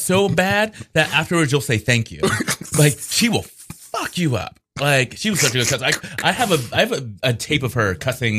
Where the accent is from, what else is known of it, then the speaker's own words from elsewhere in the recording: North Carolina, United States; Originally, I'm from North Carolina.